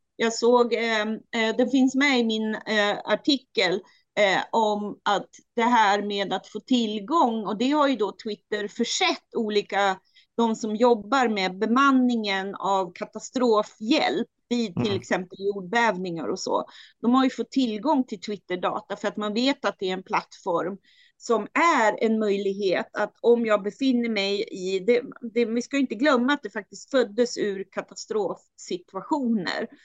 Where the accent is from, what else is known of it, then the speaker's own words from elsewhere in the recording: Styria, Austria; now in Sweden; där jag är född i Steiermark